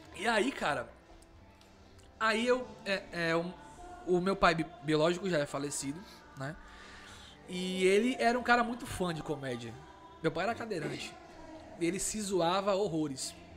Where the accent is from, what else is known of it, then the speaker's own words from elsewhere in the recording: Porto Alegre, Rio Grande do Sul, Brazil; moved away; eu sou gaúcho em Porto Alegre. Né? Eu tô aqui há 15 anos